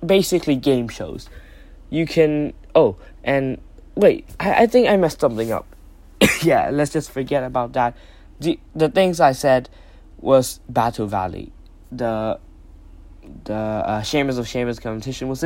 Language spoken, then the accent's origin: English; Thailand; I'm from Thailand